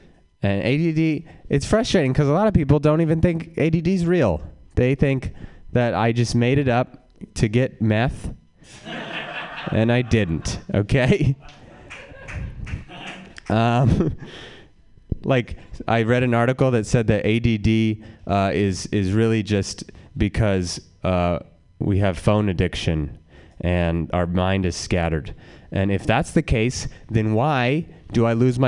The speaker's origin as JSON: {"language": "English", "town": "Reno", "region": "Nevada", "country": "United States", "tie": "born or raised there", "moved": "yes", "lives_now": "San Francisco, United States", "said": "I like being from Reno"}